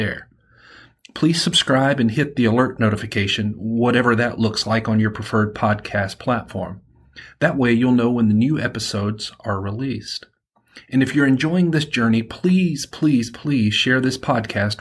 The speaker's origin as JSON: {"language": "English", "region": "Alabama", "country": "United States", "accent": "southern", "said": "I'm from Alabama, and I have a southern accent"}